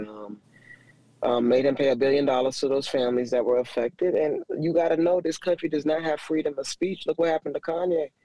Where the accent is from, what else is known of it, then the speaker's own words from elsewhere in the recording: Miami, Florida, United States; I'm from Miami